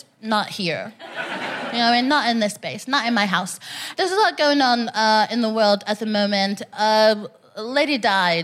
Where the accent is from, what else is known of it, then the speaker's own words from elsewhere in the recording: Texas, United States; moved away as an adult; now in London, United Kingdom; I'm from Texas, personally.